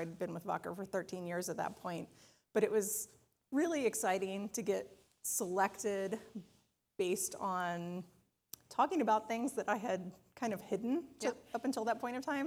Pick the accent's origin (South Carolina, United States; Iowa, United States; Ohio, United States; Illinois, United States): South Carolina, United States; Charleston; now in Ann Arbor, United States; I grew up outside of Charleston, South Carolina